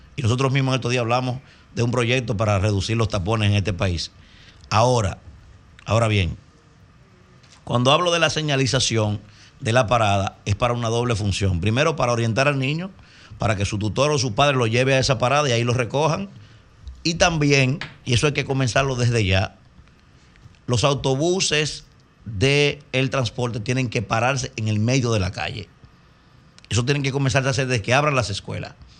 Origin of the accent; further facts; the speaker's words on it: Dominican Republic; Como dominicano